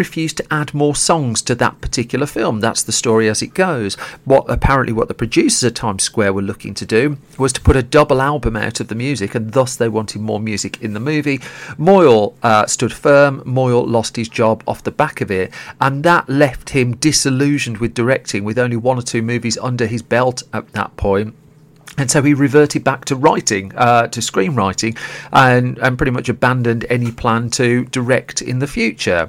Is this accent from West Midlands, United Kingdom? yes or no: yes; Birmingham, West Midlands, United Kingdom; I grew up in Birmingham